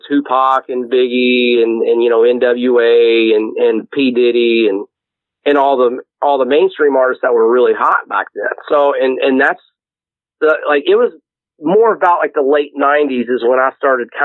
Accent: Louisville, Kentucky, United States; I came from a rough suburb in Louisville, and Anomaly will tell you that I'm from Shively

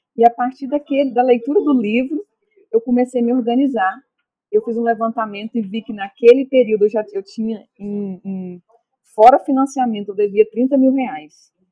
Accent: Bonfinópolis de Minas, Minas Gerais, Brazil; eu sou de Bonfinópolis de Minas

